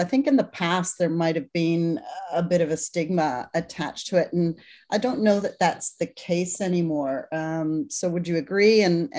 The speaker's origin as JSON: {"language": "English", "country": "Canada", "moved": "yes", "said": "I used to live in Canada because I'm Canadian"}